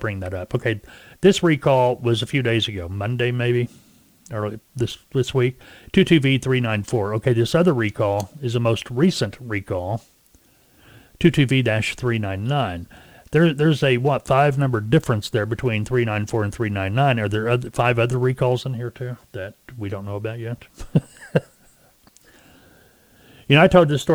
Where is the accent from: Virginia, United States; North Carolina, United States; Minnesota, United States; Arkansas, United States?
Arkansas, United States; Arkansas, my home state where we originate this broadcast